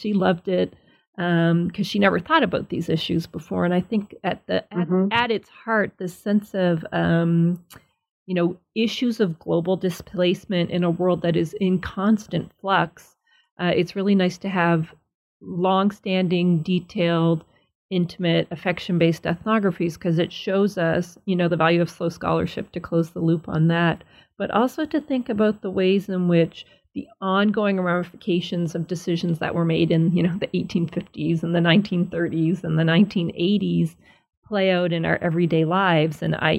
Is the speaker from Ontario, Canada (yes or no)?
no; Nova Scotia, Canada; where I grew up in Nova Scotia is the same sort of whiteness.